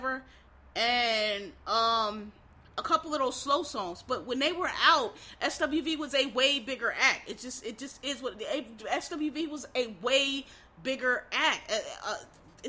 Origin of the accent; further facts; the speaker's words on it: Philadelphia, Pennsylvania, United States; I'm from East Oak Lane